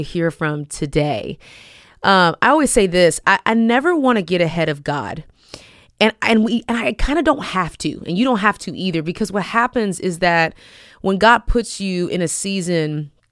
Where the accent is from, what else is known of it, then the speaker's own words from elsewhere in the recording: Houston, Texas, United States; that's my hometown